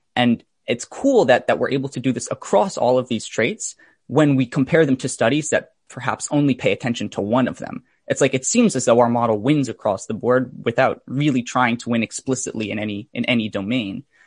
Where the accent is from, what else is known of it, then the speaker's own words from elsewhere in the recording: Fairfield County, Connecticut, United States; I grew up in, uh, Fairfield County in, in Connecticut, and I've actually lived there my whole life